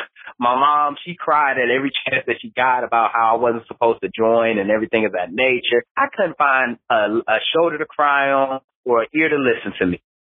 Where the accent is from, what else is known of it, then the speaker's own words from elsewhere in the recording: Detroit, Michigan, United States; I came from Detroit, Michigan, one of the most dangerous cities in America. We make the top 10 murder list every year, never fail.